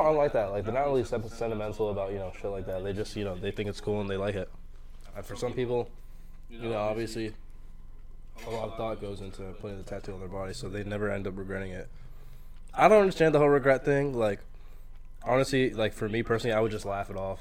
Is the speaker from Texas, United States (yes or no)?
no; New York, United States; I grew up in Harlem